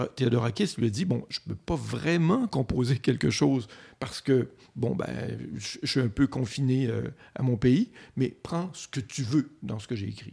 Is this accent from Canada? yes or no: yes; Côte-Nord, Quebec, Canada; moved away; je viens de la Côte-Nord, il n'y avait pas grand-chose